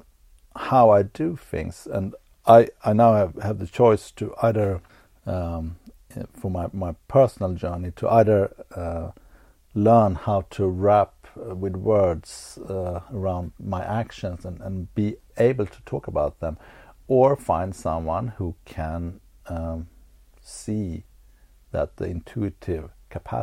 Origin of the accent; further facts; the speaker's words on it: Sweden; growing up in Sweden in the 70s